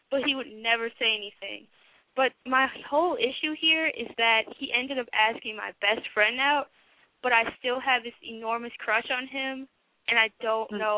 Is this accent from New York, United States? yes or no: no; Milwaukee, Wisconsin, United States; Um, I'm from Milwaukee, and I'm 16.